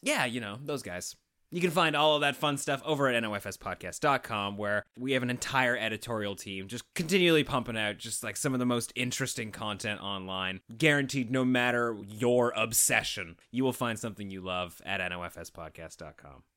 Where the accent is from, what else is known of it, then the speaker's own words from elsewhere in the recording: Canada; we're just a couple of Canadian weirdos